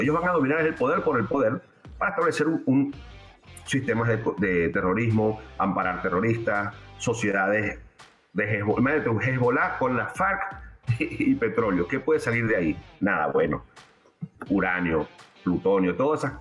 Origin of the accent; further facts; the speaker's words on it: Venezuela; como venezolano